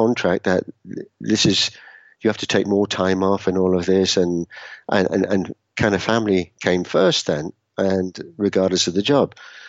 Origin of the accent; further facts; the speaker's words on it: Edinburgh, Scotland, United Kingdom; also born or lived in Newcastle / Brighton / London / Utrecht; now in Bern, Switzerland; I'm formerly from Edinburgh in Scotland, although maybe I don't sound that anymore. Grew up there, moved to the UK, lived in a number of places in the UK, Newcastle, Brighton, London. Lived for 5 years in the Netherlands, in Utrecht, Amsterdam